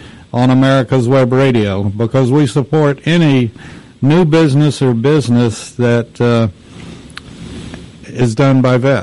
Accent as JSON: {"language": "English", "region": "Texas", "country": "United States", "said": "I'm from Texas, and I've ridden since I was 2 years old"}